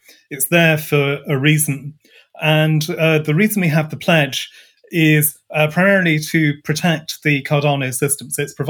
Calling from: Scotland, United Kingdom; So I'm greetings from Scotland, just north of the Forth Bridge. Bright and sunny here.

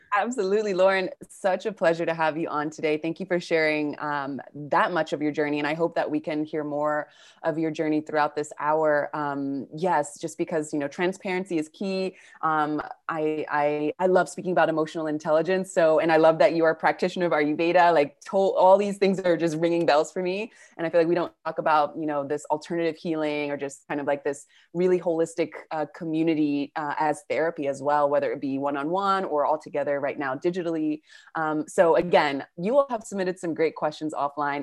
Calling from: Argentina; I'm calling from Argentina

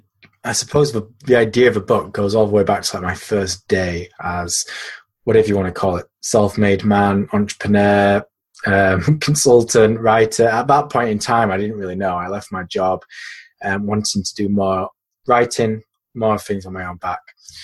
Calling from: Yorkshire and the Humber, United Kingdom; I'm in a pretty rainy Yorkshire, which is in the north of England.

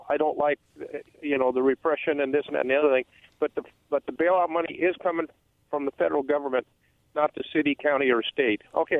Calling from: Umatilla, Oregon, United States; from Umatilla.

